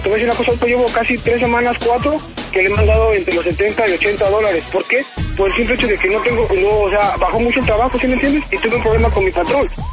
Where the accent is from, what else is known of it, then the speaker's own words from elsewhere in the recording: Mexico City, Mexico; now in Los Angeles, United States; Yo soy de allá de Azcapotzalco, del, tenero, mero, DF.